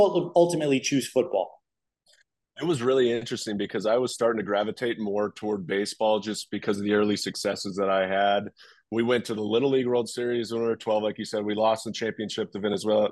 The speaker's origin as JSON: {"language": "English", "town": "Los Angeles", "region": "California", "country": "United States", "tie": "born or raised there", "said": "I grew up in Southern California, obviously being there with UCLA, USC, I went to a public school and uh, LA Unified"}